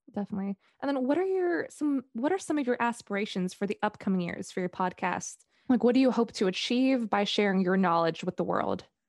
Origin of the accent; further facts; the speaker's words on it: Singapore; in my high school when I grew up in Singapore